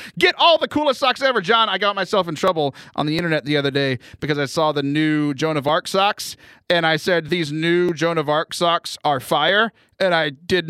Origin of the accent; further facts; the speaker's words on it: Louisiana, United States; I'm full-blooded Cajun, and so we came from French Canada, so leave me alone.